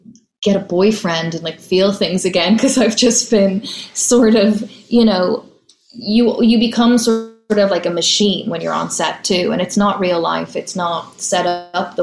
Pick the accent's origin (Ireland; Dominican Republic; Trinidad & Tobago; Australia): Ireland; Dublin, Leinster; moved away as an adult; now in New York, United States; growing up in Dublin